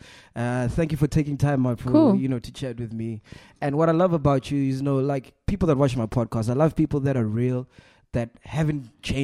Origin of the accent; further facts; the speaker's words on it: Venda, Limpopo, South Africa; my hometown, Venda?